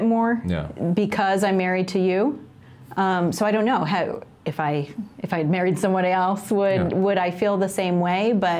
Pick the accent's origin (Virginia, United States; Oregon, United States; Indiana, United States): Indiana, United States; Noblesville; When I said that I was from Noblesville